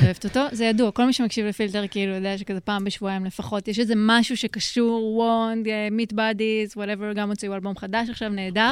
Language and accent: Hebrew; Rehovot, Central District, Israel; moved away; גם אני מרחובות